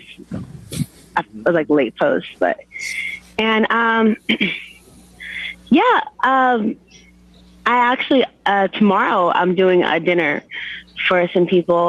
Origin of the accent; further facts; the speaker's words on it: Stockton, California, United States; moved away; I have a couple of businesses out here in Stockton now. I just moved back to my hometown